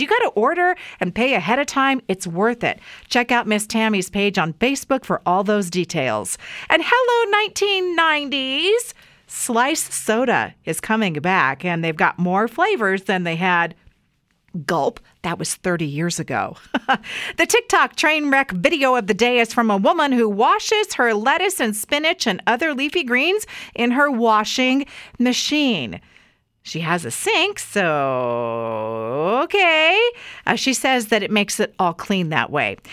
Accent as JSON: {"language": "English", "town": "Weiser", "region": "Idaho", "country": "United States", "tie": "born or raised there", "said": "my hometown here in Idaho"}